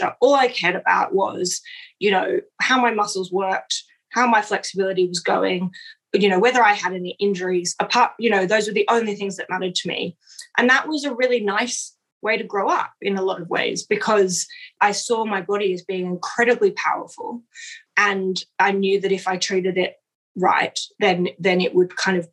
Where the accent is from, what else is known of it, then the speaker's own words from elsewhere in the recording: Sydney, New South Wales, Australia; moved away; I grew up in Sydney and most of my best friends are there